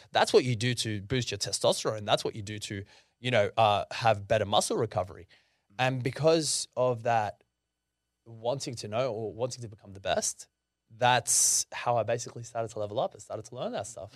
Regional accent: Sydney, New South Wales, Australia; being Lebanese wasn't exactly the easiest thing to go through, especially me growing up in the Shire

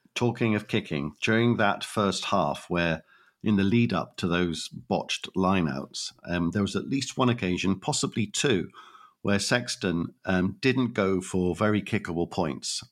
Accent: Wales, United Kingdom; as a Welshman

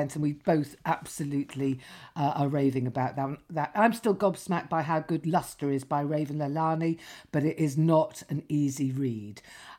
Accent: Lytham St Annes, North West England, United Kingdom; moved away; I came from Lytham St Anne's.

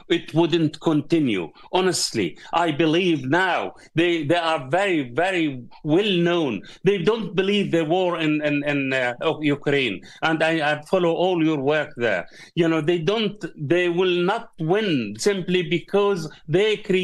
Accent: Gaza, Gaza Strip, Palestine; I'm a Palestinian from Gaza. My whole family is in Gaza.

